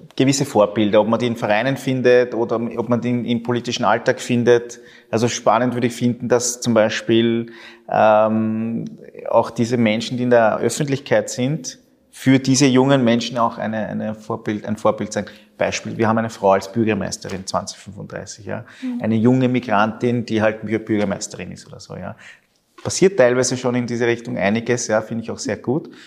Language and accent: German; Vienna, Austria; also born or lived in Argentina; ich bin ein Wiener mit lateinamerikanischen Wurzeln